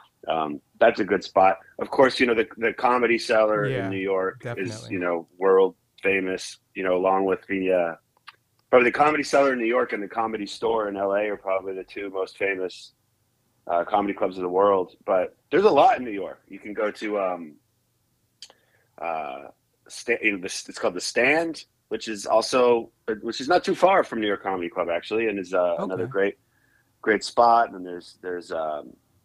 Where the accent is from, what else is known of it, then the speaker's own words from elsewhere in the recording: Toronto, Ontario, Canada; moved away as an adult; also born or lived in Calgary, Alberta; now in United States; I grew up in Canada, and I guess more specifically, I was born and went to high school in Toronto. But between that, like when I was little, we moved to Western Canada for a few years there. So I spent a little time in Calgary, Alberta